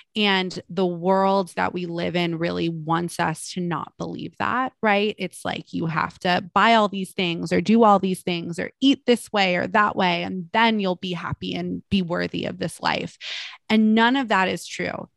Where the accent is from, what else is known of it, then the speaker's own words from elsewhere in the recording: Malibu, California, United States; I'm from Malibu